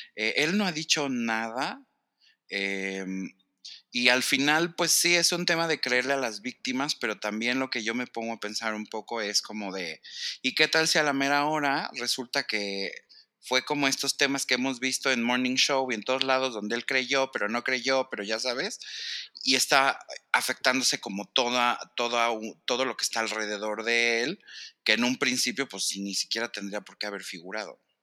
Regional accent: Mexico; yo era mexicano

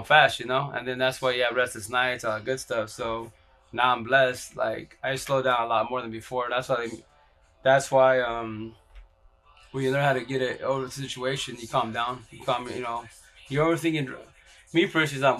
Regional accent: Yakima, Washington, United States; I'm from here from Yakima, Washington

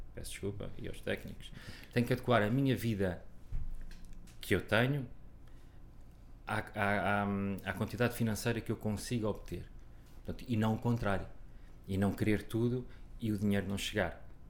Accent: Figueira da Foz, Coimbra District, Portugal; moved away; eu e a minha irmã nascemos na Figueira da Foz

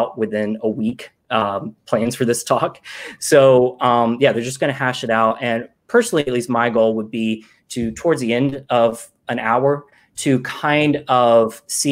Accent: Georgia, United States; now in Brooklyn, United States; I'm from Georgia

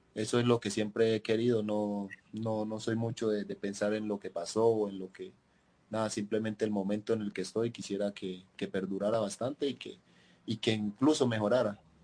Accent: Riosucio, Chocó, Colombia; moved away as an adult; now in Huancayo, Peru; Yo soy de Río ah, Chocó. no soy de Caldas

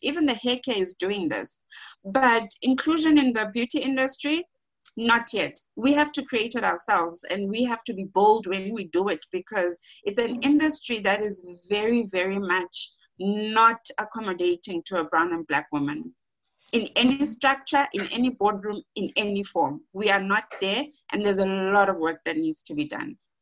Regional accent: Eastern Cape, South Africa; moved away; I am from the Eastern Cape

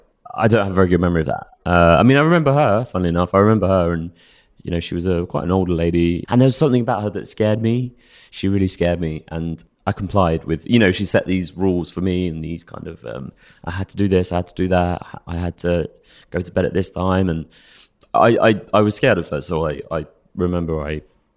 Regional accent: Stanmore, London, United Kingdom; Yeah, I grew up in Stanmore, grew up mum, dad, older brother.

